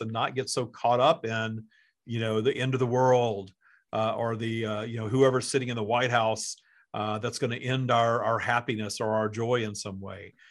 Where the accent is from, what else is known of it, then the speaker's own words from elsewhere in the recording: the South, United States; I grew up in the South, too